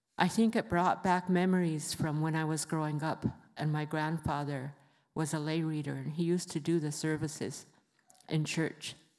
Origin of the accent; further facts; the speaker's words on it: Rosebud, South Dakota, United States; I come from the Sichenghu Lakota Reservation in Rosebud, South Dakota